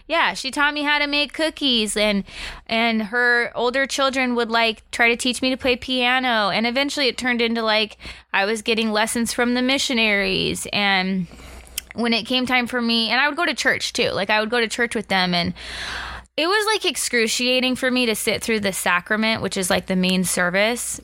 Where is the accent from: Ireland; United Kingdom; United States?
United States; moved away; I grew up on Lake Powell.